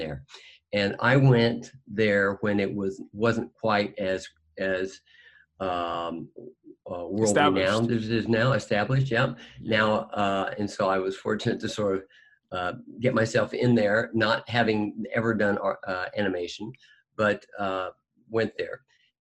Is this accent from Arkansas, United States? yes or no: yes; Fayetteville, Arkansas, United States; I grew up in Arkansas. In Fayetteville, Arkansas